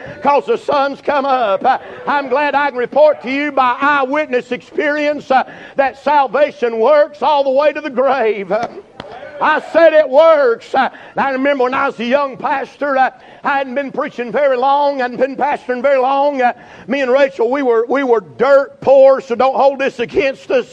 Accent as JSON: {"language": "English", "town": "Burnsville", "region": "North Carolina", "country": "United States", "said": "I'm from Burnsville"}